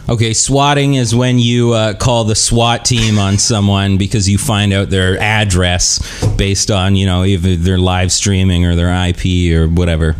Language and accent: English; Kelowna, British Columbia, Canada; moved away; I'm from Kelowna